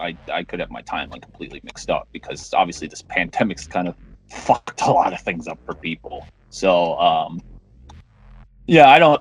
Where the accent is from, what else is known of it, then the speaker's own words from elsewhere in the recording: East Coast, United States; I'm from the East Coast. I'm literally right next door to New York.